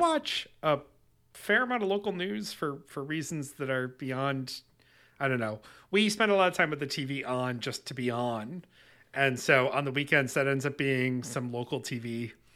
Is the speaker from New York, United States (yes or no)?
yes; Webster, New York, United States; growing up in Webster, New York